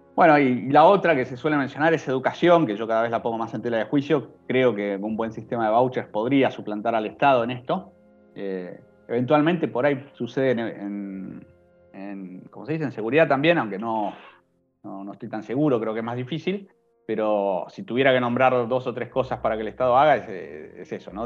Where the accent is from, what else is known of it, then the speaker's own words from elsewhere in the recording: Argentina; soy argentino